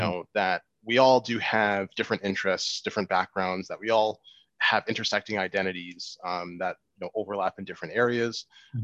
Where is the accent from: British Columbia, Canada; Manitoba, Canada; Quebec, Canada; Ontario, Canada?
Manitoba, Canada; Winnipeg; born and raised here in Winnipeg um, to Nigerian uh, parents